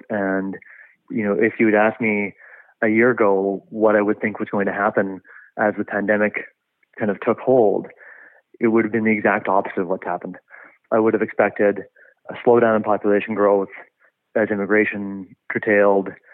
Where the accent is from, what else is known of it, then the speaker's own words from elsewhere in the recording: Kelowna, British Columbia, Canada; moved away as an adult; also born or lived in Vancouver; born and raised in Kelowna, but certainly have lived in Vancouver and other provinces as well, and enjoying being back in the city